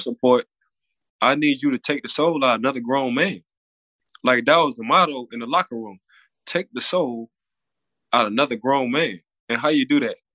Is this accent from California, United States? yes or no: no; New Orleans, Louisiana, United States; now in Florida, United States; I'm from New Orleans